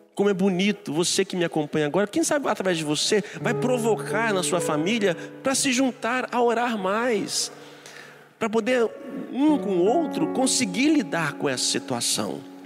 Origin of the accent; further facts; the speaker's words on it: Brazil; como nós brasileiros, como nós somos